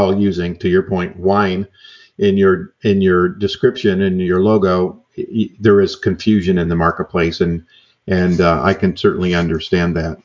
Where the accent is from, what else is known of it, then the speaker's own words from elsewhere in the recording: New York, United States; now in California, United States; I'm from New York, so another transplant